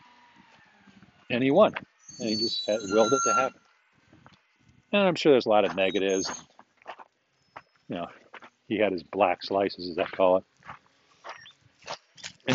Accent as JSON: {"language": "English", "town": "Chicago", "region": "Illinois", "country": "United States", "said": "I'm actually from Chicago"}